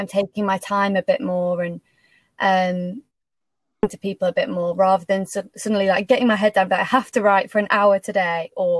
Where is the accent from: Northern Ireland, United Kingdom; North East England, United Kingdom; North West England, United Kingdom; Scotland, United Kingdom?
North West England, United Kingdom; Macclesfield; moved away as an adult; now in London, United Kingdom; I went home. I'm from Macclesfield. So I went home for like 6 months at the start.